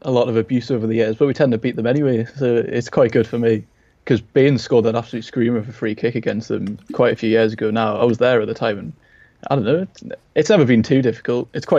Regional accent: Gateshead, North East England, United Kingdom; I'm from Gateshead, which is just outside of Newcastle. So I'm not too far away, but it's definitely not around Liverpool.

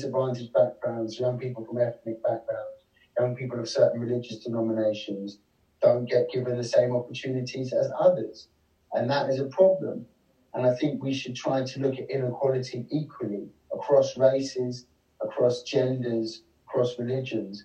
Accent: Kent, South East England, United Kingdom; also born or lived in London; I was born in London, but I grew up in Kent

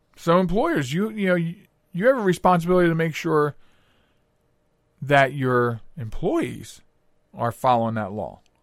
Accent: Pennsylvania, United States; I grew up in Pennsylvania

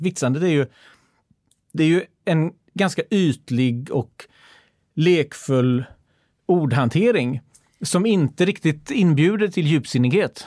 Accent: Gothenburg, Västra Götaland, Sweden; jag var göteborgare

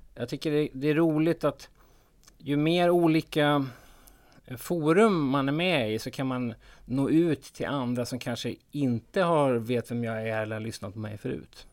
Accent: Sweden; som svensk

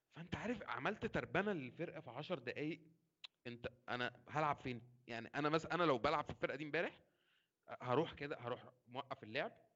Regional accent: Egypt; بما اني مصري

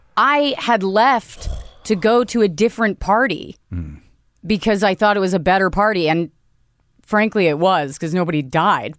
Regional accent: Northern Virginia, United States; I grew up in Virginia

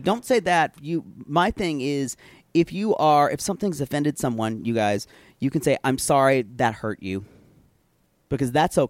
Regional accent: Southern United States, United States; accent: Southern; Men here have liked my Southern accent.

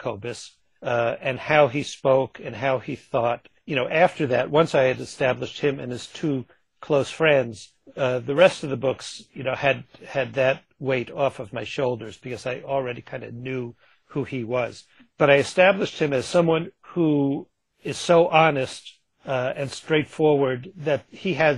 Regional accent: Long Island, New York, United States; She and I grew up on Long Island together

